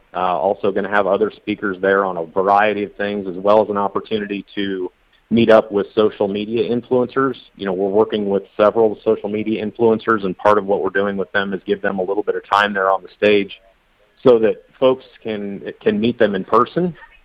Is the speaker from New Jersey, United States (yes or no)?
no; Iowa, United States; I grew up in Central Iowa, so I've got a lot of friends out there